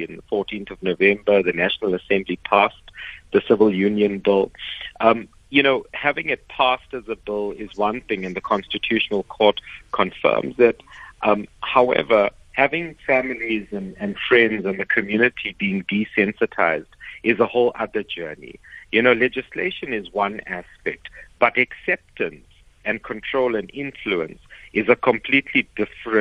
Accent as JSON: {"language": "English", "country": "South Africa", "said": "I love being South African"}